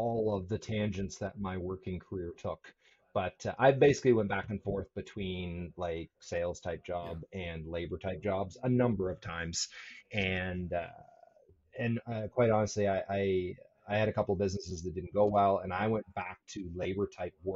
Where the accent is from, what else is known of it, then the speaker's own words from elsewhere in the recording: Annapolis Valley, Nova Scotia, Canada; moved away; also born or lived in Cambridge, Nova Scotia; I grew up in the Annapolis Valley